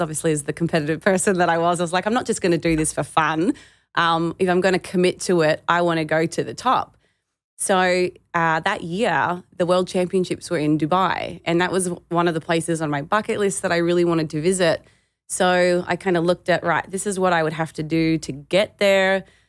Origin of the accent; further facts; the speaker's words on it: Australia; being a female growing up in Australia